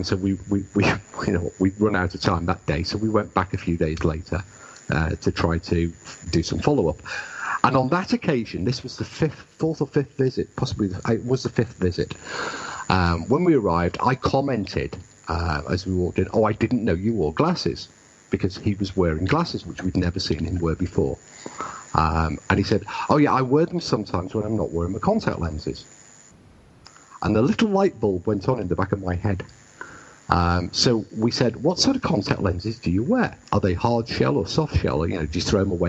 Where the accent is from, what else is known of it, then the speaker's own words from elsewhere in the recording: United Kingdom; I am British and I understand British people.